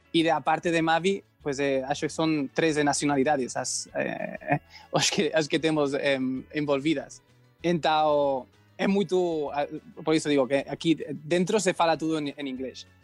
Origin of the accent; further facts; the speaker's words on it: Spain; Portuguese is a second language; moved away; eu sou espanhol e eu aprendi é, português de qualquer jeito